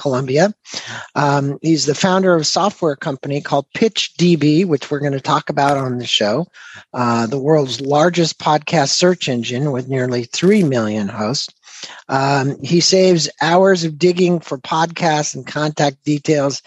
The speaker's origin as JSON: {"language": "English", "region": "Southern California", "country": "United States", "tie": "born or raised there", "also_born_or_lived": "St. Louis, Missouri", "said": "I lived there until I was 7 years old. Then I moved to Southern California"}